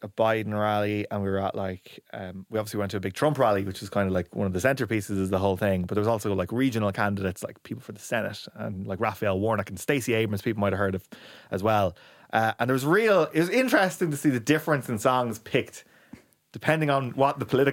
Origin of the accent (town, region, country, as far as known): Ireland